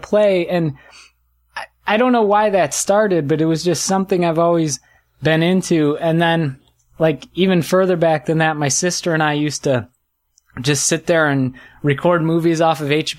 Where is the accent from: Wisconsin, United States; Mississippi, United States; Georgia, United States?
Wisconsin, United States; Northern, right on the state line between Illinois and Wisconsin